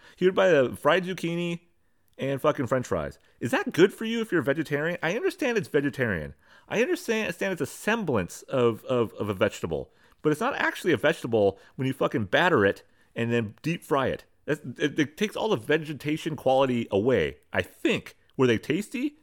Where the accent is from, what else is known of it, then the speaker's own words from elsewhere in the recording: California, United States; moved away as an adult; I'm from California